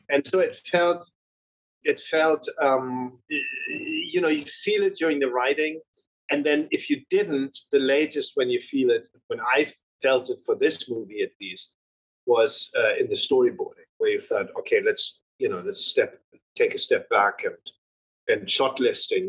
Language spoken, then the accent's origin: English; Germany; When you grow up in Germany